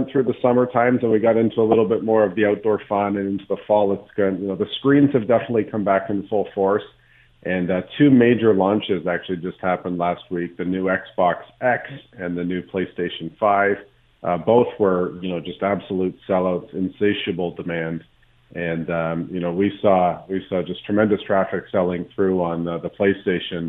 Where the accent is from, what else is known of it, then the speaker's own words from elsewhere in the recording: Canada; we're Canadian. We like the winter.